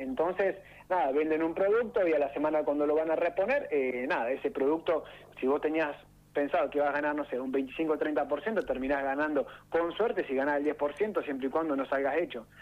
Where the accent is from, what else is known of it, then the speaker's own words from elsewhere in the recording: Dorila, La Pampa, Argentina; yo soy nacido y criado acá en Dorila